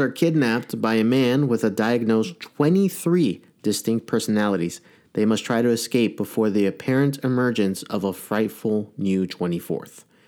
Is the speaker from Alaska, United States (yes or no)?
no; Massachusetts, United States; accent: Boston; I'm from Massachusetts, and that is a god horrendous accent